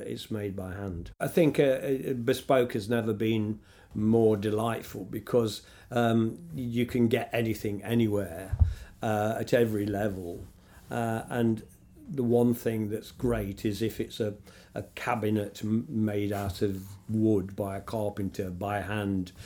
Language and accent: English; Nottingham, East Midlands, United Kingdom; five warehouses in my hometown